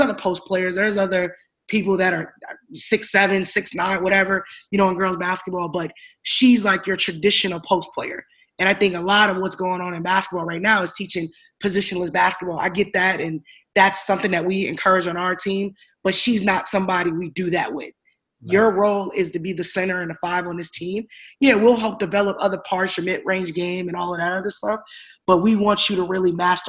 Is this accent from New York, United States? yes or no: no; Chicago, Illinois, United States; I'm from Chicago, right?